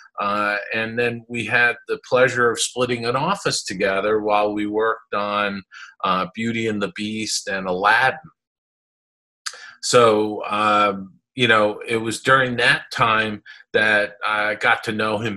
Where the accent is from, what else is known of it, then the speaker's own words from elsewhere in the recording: East Coast of the United States, United States; I grew up on the East Coast of the United States